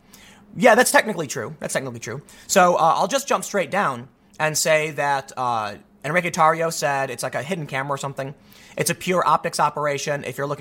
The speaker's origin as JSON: {"language": "English", "town": "Chicago", "region": "Illinois", "country": "United States", "said": "I'm from the South Side of Chicago. I know my gangs."}